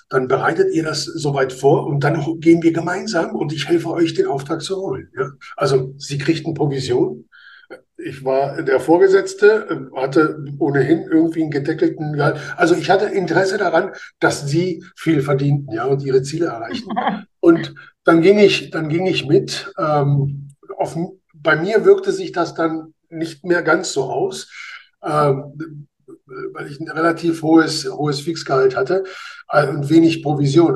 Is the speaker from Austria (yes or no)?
no; Spain; now in Germany; als Spanier